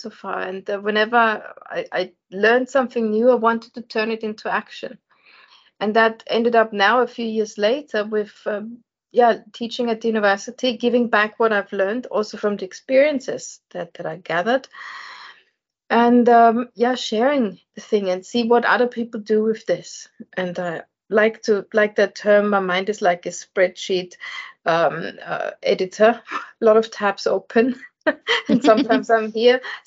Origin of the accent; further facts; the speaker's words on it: Vienna, Austria; I was born and bred in Vienna and Austria in Europe. So I'm the foreigner in this group here.